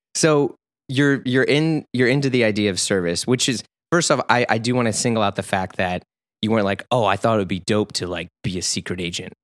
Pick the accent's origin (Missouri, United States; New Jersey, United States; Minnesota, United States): Missouri, United States; St. Louis; I'm from Missouri